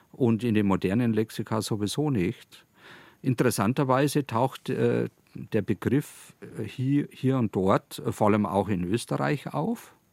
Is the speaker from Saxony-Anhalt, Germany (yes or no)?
no; Landshut, Bavaria, Germany; interessanterweise direkt eben in Bezug auf meine Heimatstadt Landshut im Zusammenhang eben mit Herzog Georg dem Reichen